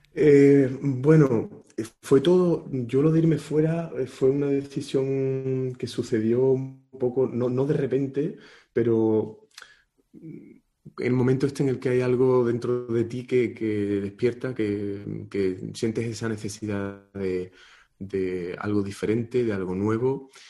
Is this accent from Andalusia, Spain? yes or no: yes; Marchena, Andalusia, Spain; moved away as an adult; en la escuela de música de mi pueblo, de Marchena